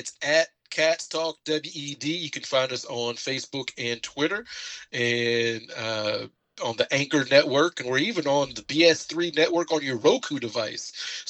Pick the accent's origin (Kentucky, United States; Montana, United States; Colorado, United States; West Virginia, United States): Kentucky, United States; now in Iowa, United States; I'm Mr. Kentucky guy